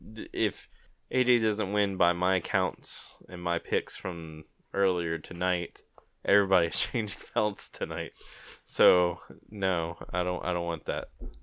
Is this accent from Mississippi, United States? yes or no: no; Louisiana, United States; I'm from Louisiana, and it aggravates me.